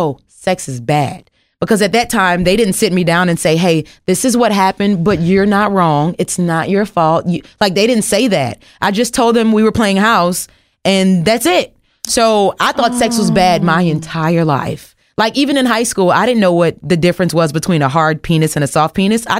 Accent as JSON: {"language": "English", "region": "the South", "country": "United States", "said": "I am from the South"}